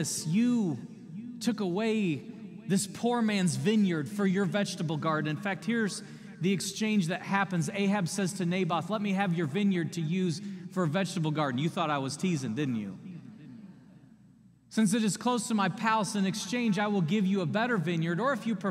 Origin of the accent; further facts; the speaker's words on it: United States; as American people